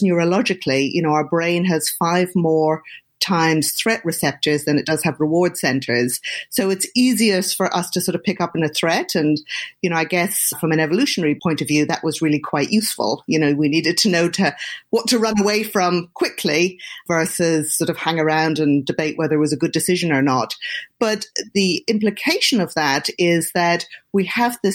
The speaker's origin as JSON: {"language": "English", "town": "Dublin", "region": "Leinster", "country": "Ireland", "tie": "born or raised there", "also_born_or_lived": "United Kingdom", "moved": "as an adult", "lives_now": "Boston, United States", "said": "I grew up in Ireland, in Dublin"}